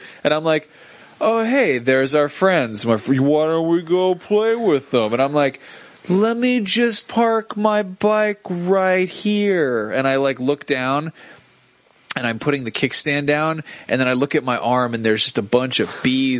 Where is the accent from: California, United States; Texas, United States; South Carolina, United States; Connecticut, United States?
Connecticut, United States; moved away; I lived in the country. Of Connecticut. That was in Connecticut country.